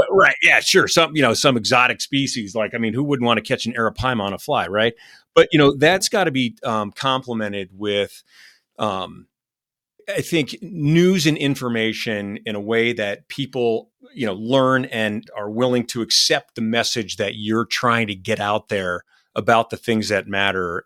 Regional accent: Vermont, United States; my home state of Vermont

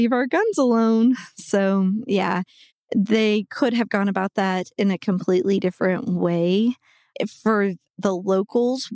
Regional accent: Waco, Texas, United States; also born or lived in Austin, Texas; now in Dallas, United States; I then grew up outside of Waco

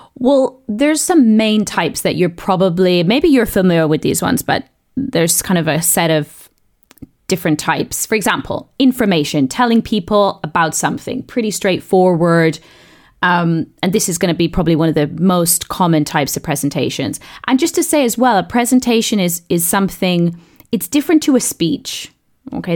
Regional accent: South East England, United Kingdom; accent: southeast English; I grew up in the south of, east of England

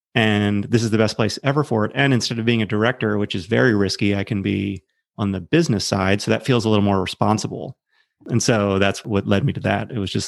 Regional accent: Maryland, United States; I grew up on the East Coast, small suburb of Baltimore, middle-class family.

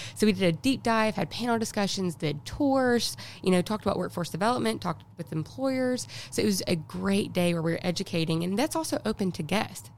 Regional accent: Coleman, Alabama, United States; moved away as an adult; now in Huntsville, United States; I'm originally from Coleman

